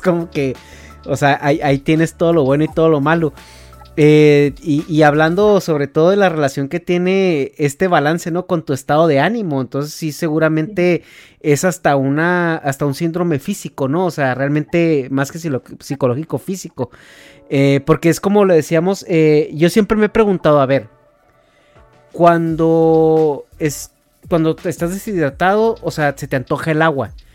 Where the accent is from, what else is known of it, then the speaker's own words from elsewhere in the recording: Chihuahua, Mexico; moved away; vengo de Chihuahua, digo provincia